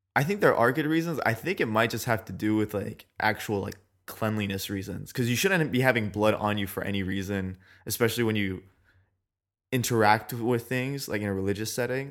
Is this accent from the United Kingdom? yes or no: no; California, United States; I've been raised in California